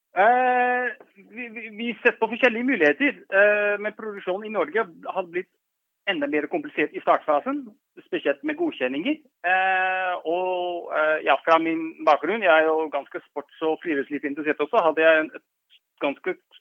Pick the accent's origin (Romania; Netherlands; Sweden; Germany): Netherlands; Norwegian is a second language; moved away as an adult; now in Norway; Jeg er jo opprinnelig fra Nederland